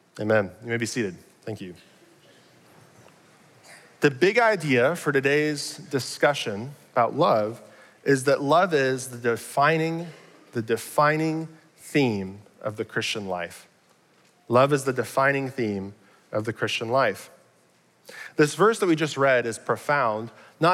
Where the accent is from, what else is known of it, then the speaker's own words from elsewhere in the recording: Arlington, Texas, United States; I'm from Arlington, grew up here